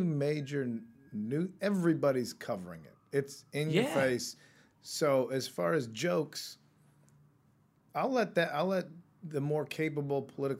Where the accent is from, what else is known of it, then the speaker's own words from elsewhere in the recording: United States; And I'm American